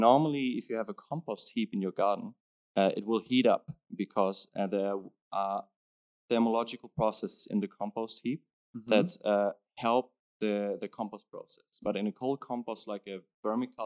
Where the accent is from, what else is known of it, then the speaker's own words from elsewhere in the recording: Hamburg, Germany; moved away as an adult; now in Copenhagen, Denmark; I come from Hamburg, like big northern city in Germany